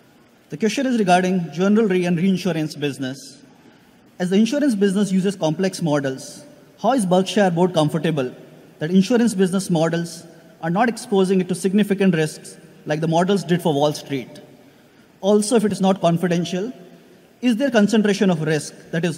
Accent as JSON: {"language": "English", "town": "New Delhi", "region": "Delhi", "country": "India", "said": "I'm from New Delhi, India."}